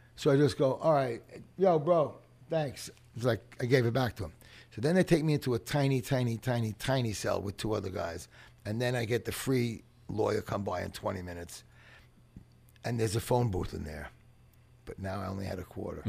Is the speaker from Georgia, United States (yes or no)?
no; New York City, New York, United States; I grew up in playgrounds in the Bronx